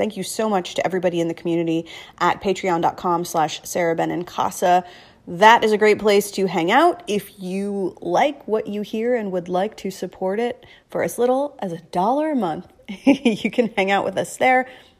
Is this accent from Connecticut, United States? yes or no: no; New Jersey, United States; I am from New Jersey.